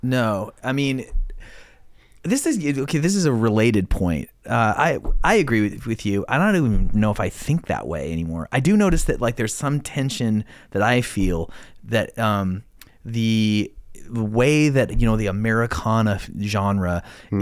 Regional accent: Idaho, United States; moved away; I grew up in Idaho

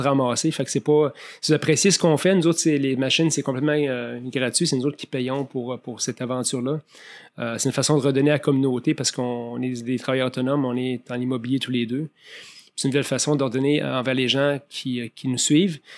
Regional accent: Montmagny, Quebec, Canada; now in Montreal, Canada; J'ai grandi à Montmagny

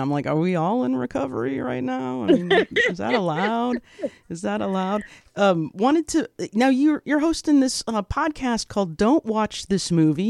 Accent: Indiana, United States; moved away; I'm from Indiana.

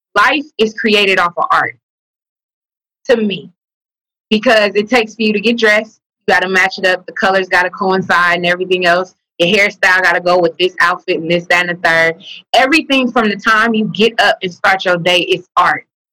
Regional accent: the Bay Area, California, United States; also born or lived in Vallejo; I'm from the Bay.

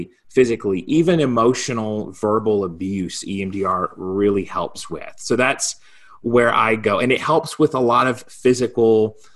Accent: South Carolina, United States; now in Colorado, United States; Originally, I'm from South Carolina. I'm a Southern boy at heart.

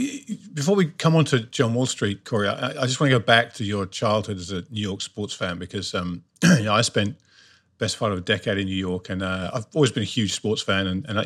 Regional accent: London, United Kingdom; growing up in the UK, soccer, football is the big sport here. And if you grew up in London like I did

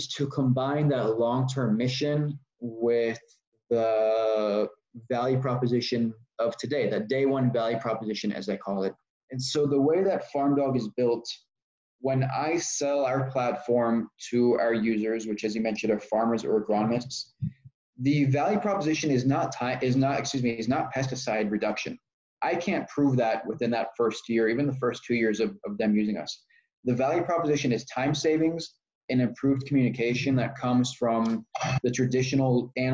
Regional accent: Austin, Texas, United States; also born or lived in Israel / New York; I grew up in Texas, born in Israel, grew up in Texas

